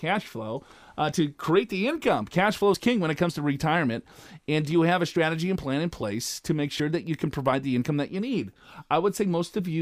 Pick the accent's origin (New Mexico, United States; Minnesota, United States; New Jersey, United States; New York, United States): Minnesota, United States; I'm from Minnesota. And I grew up about maybe a mile and a half from ….